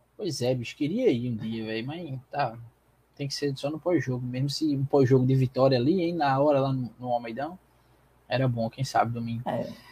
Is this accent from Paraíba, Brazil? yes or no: yes; João Pessoa, Paraíba, Brazil; also born or lived in Petrolina, Pernambuco; João Pessoa me fez quem eu sou hoje